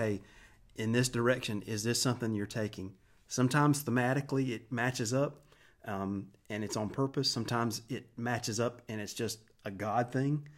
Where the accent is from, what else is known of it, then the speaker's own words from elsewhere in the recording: Wilson, United States; I grew up in Wilson. Uh, we moved here in seventy-nine when I was five years old